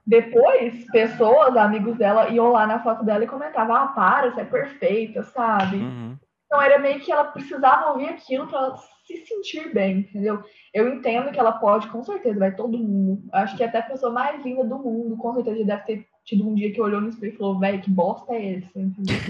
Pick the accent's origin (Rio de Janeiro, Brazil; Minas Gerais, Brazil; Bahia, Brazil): Minas Gerais, Brazil; accent: mineiro; eu falei bem mineiro agora